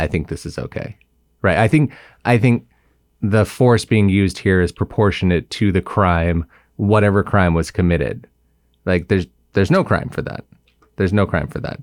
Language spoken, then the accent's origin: English; Simi Valley, California, United States; I grew up in, um, Ventura County, but where I grew up specifically is Simi Valley